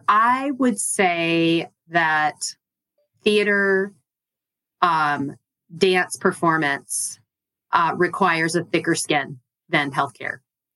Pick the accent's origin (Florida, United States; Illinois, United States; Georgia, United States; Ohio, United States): Georgia, United States; Albany; moved away; I grew up in Georgia. I grew up in a small town called Albany. It's about 3 hours south of Atlanta and tucked in the southwest corner of the state.